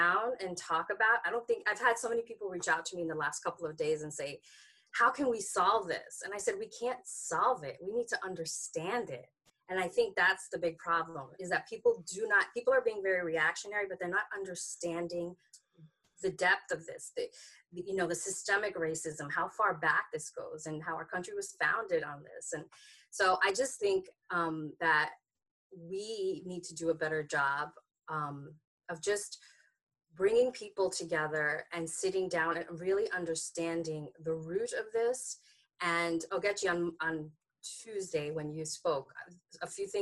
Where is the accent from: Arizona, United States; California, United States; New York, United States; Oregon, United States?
New York, United States; New York City; moved away as an adult; also born or lived in Haiti (ancestry); now in Maryland, United States; growing up in New York